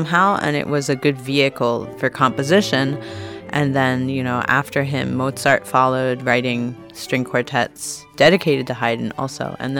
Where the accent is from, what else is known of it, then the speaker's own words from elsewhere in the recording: Philadelphia, Pennsylvania, United States; now in New York, United States; and living in New York with the quartet, but I'm originally from... Philadelphia, or I'm from Pennsylvania.